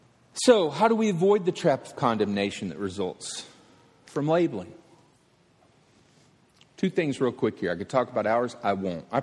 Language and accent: English; Alabama, United States; I'm from Alabama